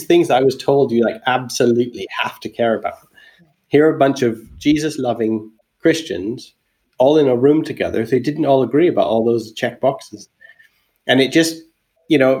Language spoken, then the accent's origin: English; Alberta, Canada; moved away as an adult; also born or lived in England; I'm Canadian. I grew up in Alberta, but when I was 19, I moved to England